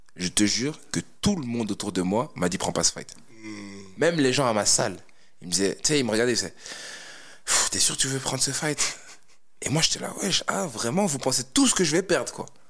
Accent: Namur, Wallonia, Belgium; j'ai grandi à Namur. ok C'est-à-dire, moi je suis né à Namur, j'ai fait euh, toute ma vie là-bas, toute ma jeunesse.

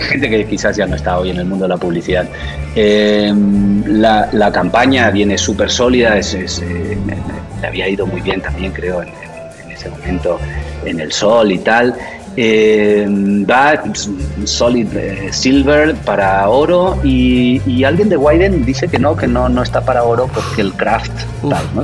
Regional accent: Buenos Aires, Argentina; moved away as an adult; also born or lived in Barcelona, Spain; now in Mexico; nací en Barcelona, pero me fui a vivir de muy jovencito a Buenos Aires, así que soy medio catalán y medio, medio porteño

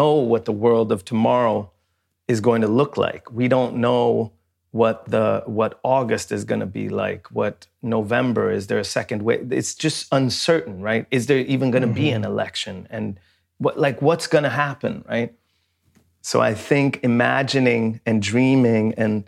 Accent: Sweden; when I grew up in Sweden

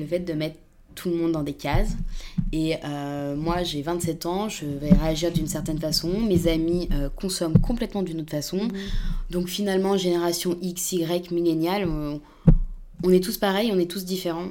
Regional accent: Paris suburbs, Île-de-France, France; je viens de banlieue, je viens pas de, de Paris. Euh, intramuros

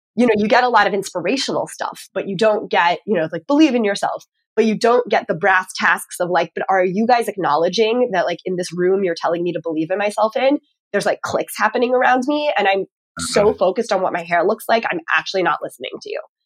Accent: Texas, United States; now in Northeast, United States; I'm from Texas originally

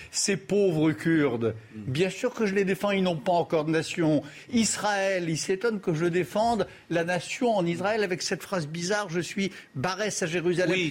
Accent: France; je suis français

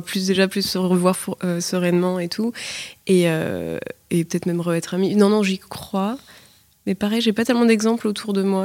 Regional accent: Paris, Île-de-France, France; je suis née, grandie à Paris

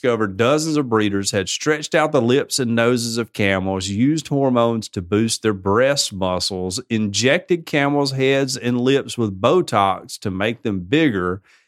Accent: United States; I'm American

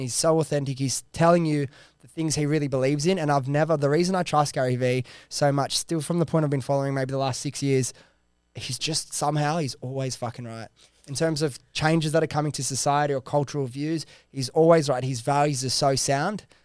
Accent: Sydney, New South Wales, Australia; I was this kid from Western Sydney

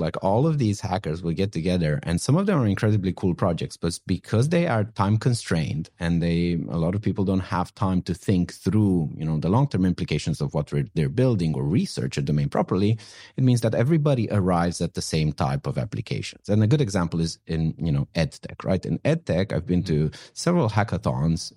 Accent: northwest Romania, Romania; moved away as an adult; also born or lived in London, United Kingdom; now in San Francisco, United States; I actually grew up in a in an incredibly small village in the northwest of Romania.

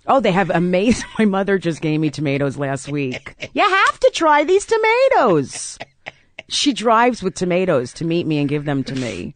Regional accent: South Orange, New Jersey, United States; I grew up in South Orange, New Jersey.

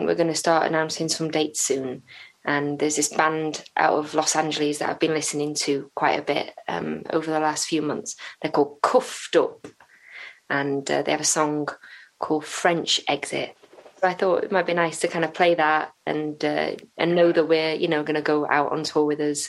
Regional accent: Flintshire, Wales, United Kingdom; I'm from Flintshire

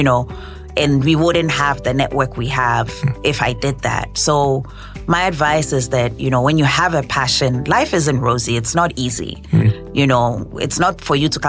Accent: Ghana; moved away; also born or lived in United States; when I moved home with the World Bank, I moved as a Ghanaian

